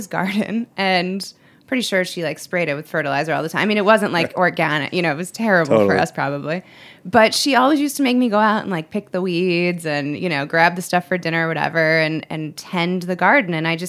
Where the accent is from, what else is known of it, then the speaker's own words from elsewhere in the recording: Cleveland, Ohio, United States; And my mom, I grew up in right outside of Cleveland, and my mom had a garden in the backyard.